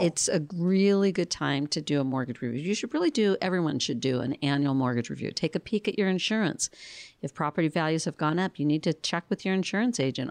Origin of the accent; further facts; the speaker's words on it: Phoenix, Arizona, United States; now in Tucson, United States; I grew up in Phoenix